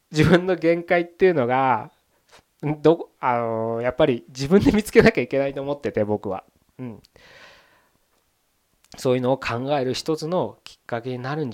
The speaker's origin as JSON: {"language": "Japanese", "region": "Tokyo", "country": "Japan", "tie": "born or raised there", "said": "僕東京で生まれ育ったんで、まあ、ふるさとって東京のことを、"}